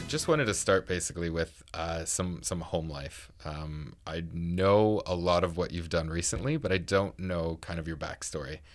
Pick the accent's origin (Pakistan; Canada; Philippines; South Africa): Canada; Niagara Falls, Ontario; moved away; I'm from Niagara Falls